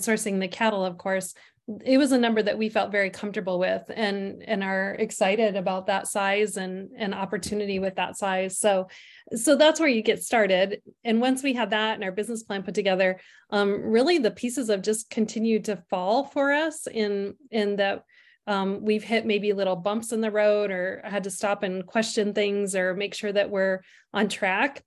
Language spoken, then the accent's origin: English; Sturgis, South Dakota, United States; now in Faulkton, United States; I was raised on the western part of the state, so I'm originally from the Sturgis area